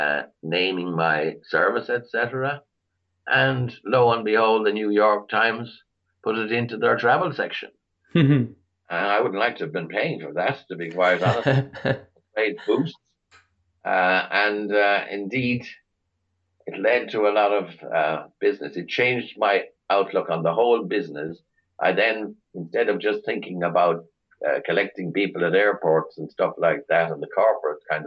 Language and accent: English; Galway, Connacht, Ireland; accent: Irish; now in Kinvara, Ireland; I was born and reared in Salt Hill, which is the seaside end of Galway City